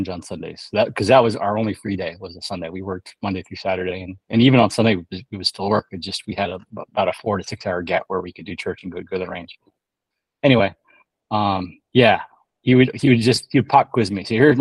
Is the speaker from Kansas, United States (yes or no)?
no; California, United States; also born or lived in Chicagoland; I grew up in California